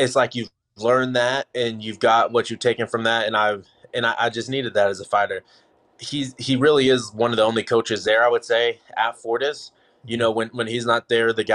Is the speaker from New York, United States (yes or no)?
no; Kansas, United States; also born or lived in Dallas, Texas; now in Lee's Summit, United States; I'm from Kansas, you know, first of all. So I'm from a much smaller city than Lee Summit or Kansas City where I'm living.